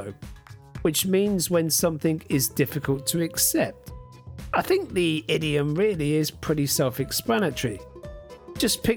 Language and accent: English; United Kingdom; moved away as an adult; now in China; as a Brit